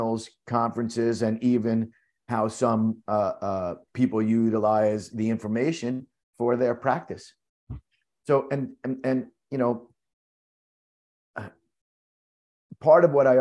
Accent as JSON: {"language": "English", "town": "New York City", "region": "New York", "country": "United States", "tie": "born or raised there", "also_born_or_lived": "Florida", "said": "being born and growing up in New York"}